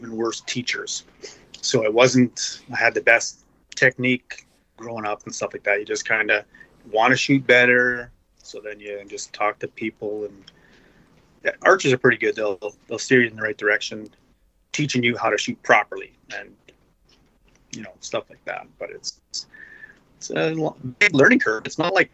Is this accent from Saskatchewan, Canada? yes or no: yes; Regina, Saskatchewan, Canada; I'm from Regina, Saskatchewan, up in Canada.